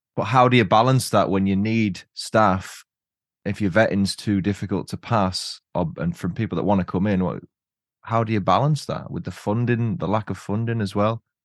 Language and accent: English; Huddersfield, Yorkshire and the Humber, United Kingdom; my hometown, Huddersfield